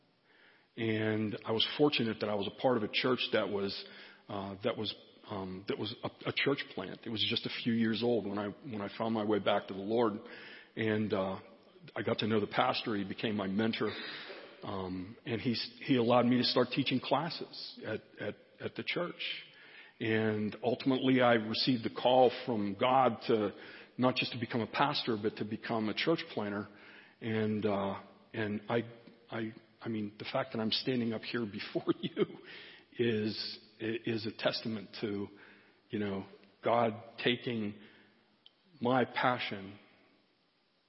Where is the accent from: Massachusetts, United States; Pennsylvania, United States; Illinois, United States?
Pennsylvania, United States; Pittsburgh; Pittsburgh, which is my hometown